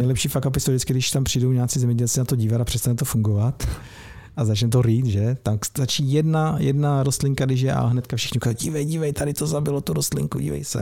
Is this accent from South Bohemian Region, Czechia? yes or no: no; Opava, Moravian-Silesian Region, Czechia; Já jsem z Opavy